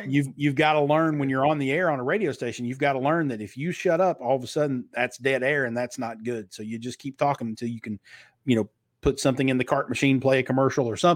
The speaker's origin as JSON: {"language": "English", "region": "Kentucky", "country": "United States", "tie": "born or raised there", "accent": "Southern", "said": "I grew up in Eastern Kentucky, where the Hatfield and McCoy feud was."}